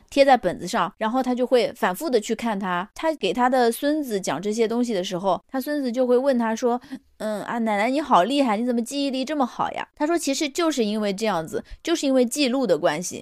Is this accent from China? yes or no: yes; China; 我们中国人来说，过完农历才是真正的新的一 年